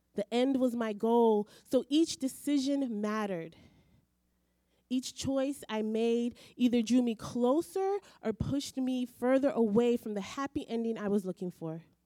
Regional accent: Belize; moved away; I grew up in Belize um, when I was in high school, and so we did Caribbean literature and English literature from England.

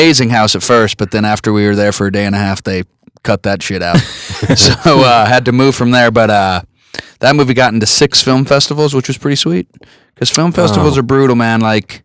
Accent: Colorado, United States; I'm this hack from Colorado.

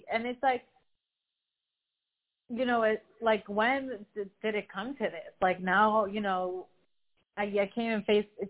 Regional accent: United States; also born or lived in Los Angeles, United States; now in Miami, United States; sometimes I'm embarrassed to say that I'm American

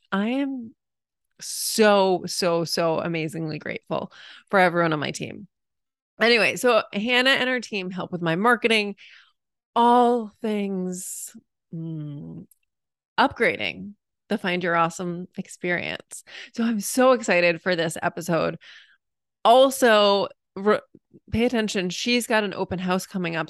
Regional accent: New England, United States; moved away; I'm originally a New Englander

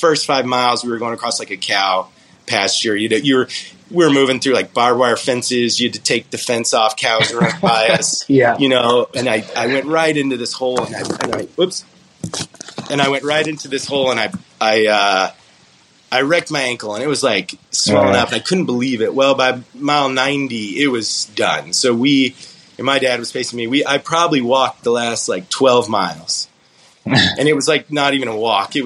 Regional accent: Colorado, United States; "Where are you from?" I'm like, "Colorado."

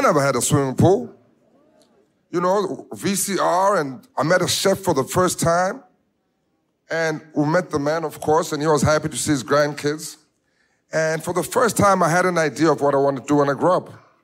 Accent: Johannesburg, Gauteng, South Africa; I was born in Soweto, in the hood, in the ghetto of South Africa, Johannesburg

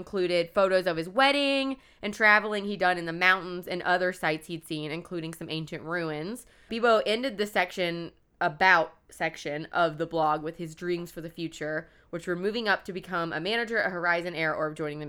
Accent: Wasilla, Alaska, United States; also born or lived in Key West; now in Sumner, United States; I was born in Key West, Florida, and moved to Wasilla, Alaska when I was 7.

